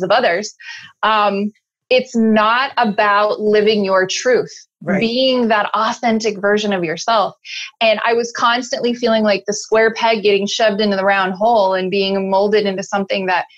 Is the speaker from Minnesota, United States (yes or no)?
no; Chicago, Illinois, United States; moved away; also born or lived in Alaska / Salt Lake City, Utah; I'm originally from Chicago, moved to Alaska with my mom